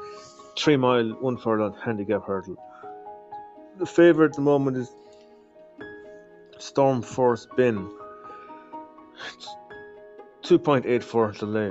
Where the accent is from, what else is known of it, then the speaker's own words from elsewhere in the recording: Ireland; I'm from Ireland.